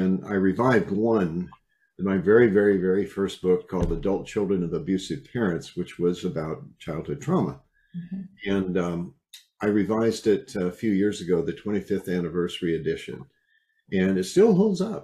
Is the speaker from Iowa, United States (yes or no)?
yes; Iowa, United States; I was raised in Iowa